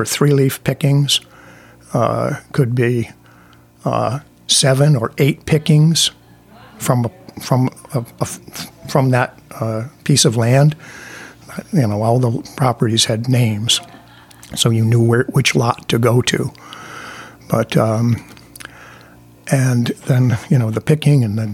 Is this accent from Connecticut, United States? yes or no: yes; Windsor, Connecticut, United States; I'm from Windsor. I live in Windsor.